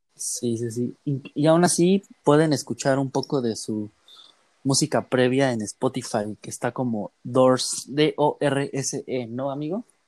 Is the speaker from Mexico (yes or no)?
yes; Mexico; a nosotros como mexicanos